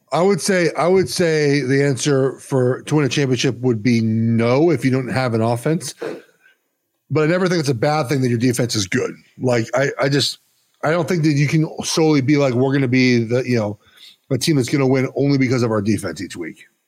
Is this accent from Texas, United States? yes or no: no; Los Angeles, California, United States; I'm from West L